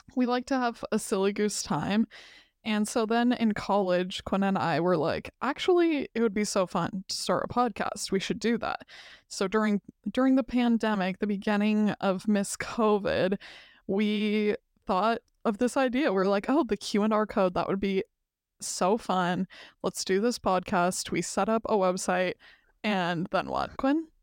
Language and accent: English; Wyoming, United States; moved away as an adult; now in Charlottesville, United States; We're from Wyoming